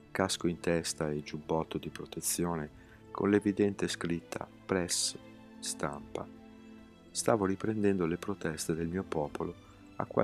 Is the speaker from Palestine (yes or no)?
yes; Gaza, Gaza Strip, Palestine; born there; Sono nato in Palestina 33 anni fa. I miei amici dicono che il mio sorriso sia contagioso. A 12 anni mi sono innamorato di una fotocamera, la prima che vedevo in vita mia. Sai, a Gaza non se ne vedono tante